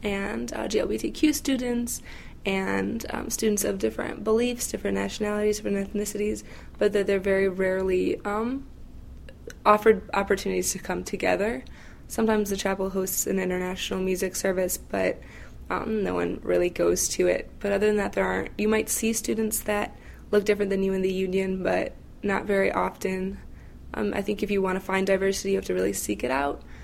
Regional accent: Valparaiso, Indiana, United States; I was born and raised in Valparaiso, Indiana

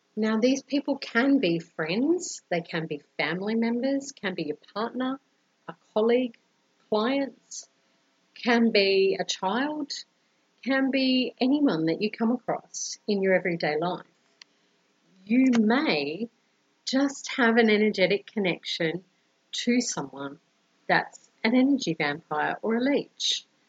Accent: Brisbane, Queensland, Australia; now in Colombia

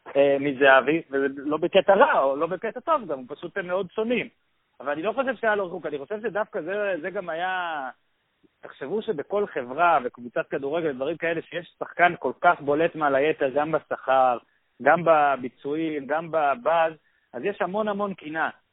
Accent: Israel

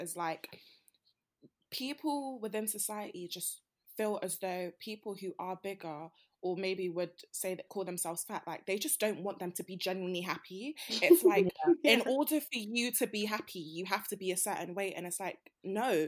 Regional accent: Nigeria; we're all Nigerian

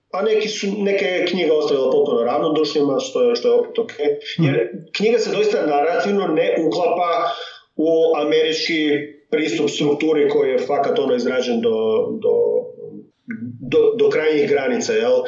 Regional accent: Međimurje County, Croatia; accent: Kajkavian; first language Kajkavian Croatian; also born or lived in Germany; Odrastao sam kao dijete međumorske u Njemačkoj.

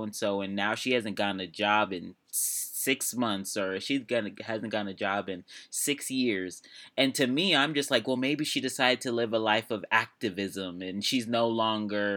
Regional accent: United States

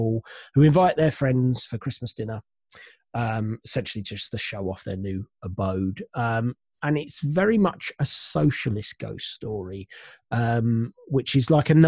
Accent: United Kingdom; being British

